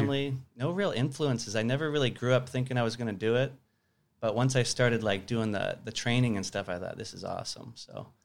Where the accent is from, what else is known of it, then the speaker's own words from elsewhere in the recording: Tucson, Arizona, United States; also born or lived in Sierra Vista, Arizona / Flagstaff, Arizona / Phoenix, Arizona; born in Tucson, lived there till I was fifteen, then I moved to Sierra Vista, which is a small town in southern Arizona.